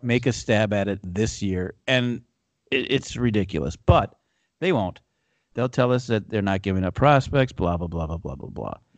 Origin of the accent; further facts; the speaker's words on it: Minnesota, United States; We're from Minnesota